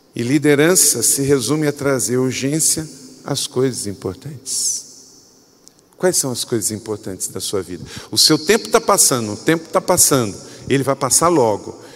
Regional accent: Macaé, Rio de Janeiro, Brazil; moved away; Eu morava num lugar, quando eu era adolescente, gente, que ninguém tocava nada. Eu morava lá em Córrego do Ouro, quinto distrito de Macaé

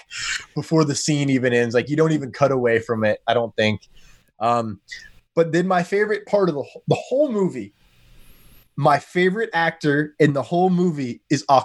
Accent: United States; I am American

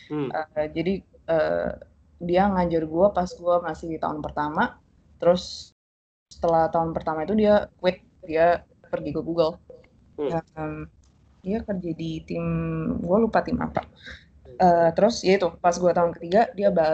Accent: Surabaya, East Java, Indonesia; now in Mountain View, United States; Uh, aku asalnya dari Surabaya. uh, terus, apa lagi ya? uh, SMA gue di Surabaya International School.

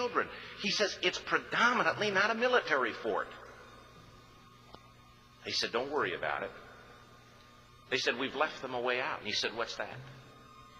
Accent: United States

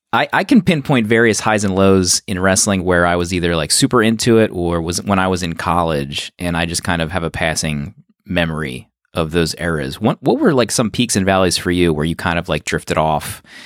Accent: outside of Philadelphia, Pennsylvania, United States; I grew up right outside of Philadelphia

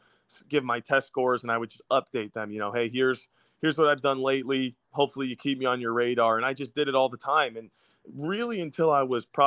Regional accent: United States; as an American

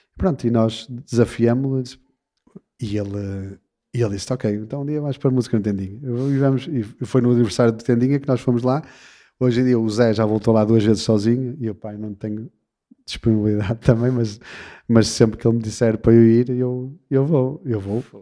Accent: Portugal; somos portugueses

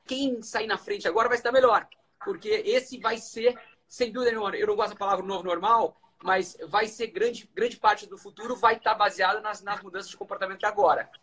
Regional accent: Londrina, Paraná, Brazil; moved away as an adult; eu saí de Londrina, no norte do Paraná

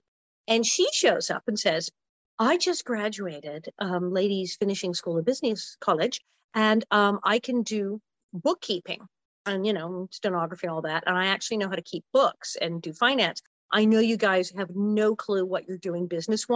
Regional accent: Los Angeles, California, United States; also born or lived in Queens, New York; I grew up right in Hollywood with all the craziest people around

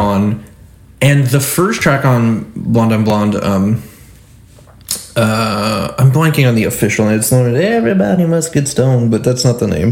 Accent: Michigan, United States; I'm from Michigan

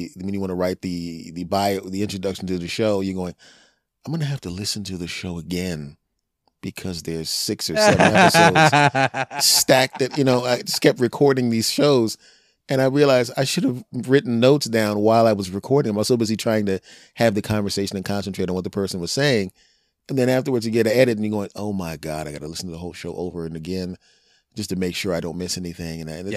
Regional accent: Cherry Hill, New Jersey, United States; "Cherry Hill, New Jersey." "I'm from Cherry Hill, New Jersey. You get to live tonight."

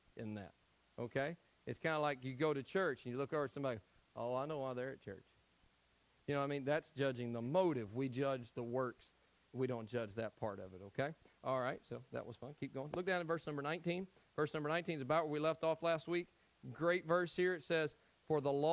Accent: Tennessee, United States; I'm from Tennessee.

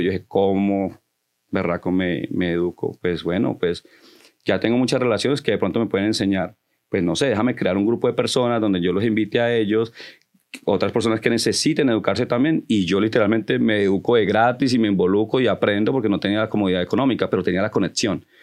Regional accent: Connecticut, United States; also born or lived in Colombia; now in New York, United States; donde yo me crié en Connecticut

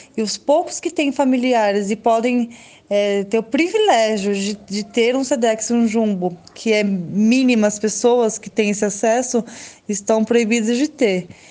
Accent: São Paulo, Brazil; aqui do meu bairro mesmo, na rua da, da minha casa, onde eu nasci e cresci, na Zona Leste

